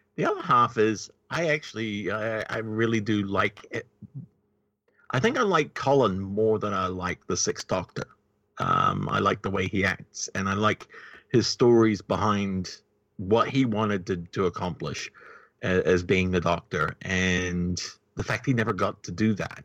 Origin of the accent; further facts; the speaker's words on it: New Zealand; New Zealand